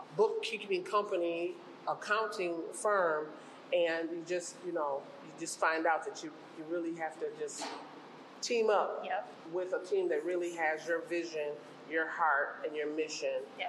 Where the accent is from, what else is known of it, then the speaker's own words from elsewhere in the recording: Minneapolis, Minnesota, United States; also born or lived in St. Paul, Minnesota; I was born in St. Paul, and I was raised in North Minneapolis.